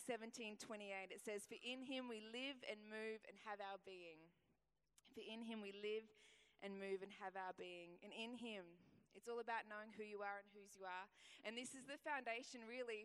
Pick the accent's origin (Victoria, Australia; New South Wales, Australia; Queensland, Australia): Queensland, Australia; Ipswich; I was born in Ipswich